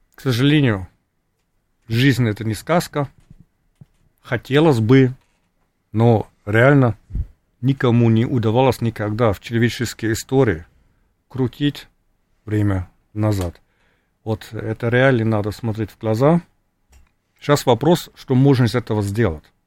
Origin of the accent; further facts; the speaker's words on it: Germany; Russian is a second language; Я сам вырос в РГ, хотя родственники жили в ГДР, потому что отец был беженцем из, э, ГДР до того, как родился